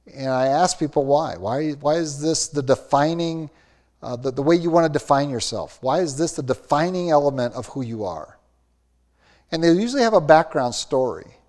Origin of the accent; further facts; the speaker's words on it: Austin, Minnesota, United States; I grew up in Austin, Minnesota, home of hormels